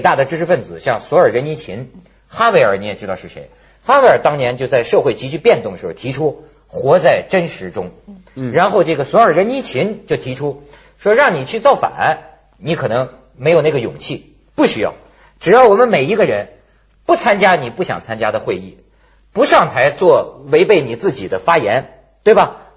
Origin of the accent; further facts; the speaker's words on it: China; 我作为一个大陆人